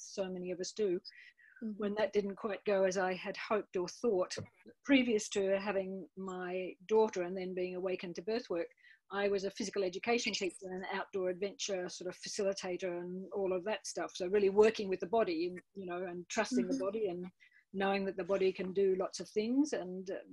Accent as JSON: {"language": "English", "region": "country Victoria", "country": "Australia", "also_born_or_lived": "England", "said": "I'm from Melbourne, well, from country Victoria"}